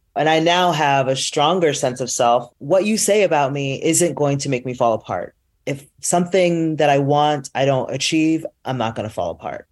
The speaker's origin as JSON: {"language": "English", "town": "Teaneck", "region": "New Jersey", "country": "United States", "tie": "born or raised there", "also_born_or_lived": "New York", "said": "I grew up, I was born in New York, but I grew up in the suburbs in Teaneck, New Jersey"}